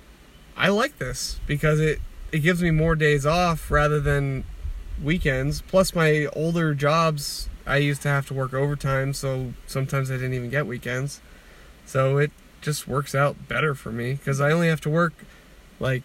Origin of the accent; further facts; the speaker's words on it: Beaver Valley, Pennsylvania, United States; I'm from Beaver Valley, and I make bags.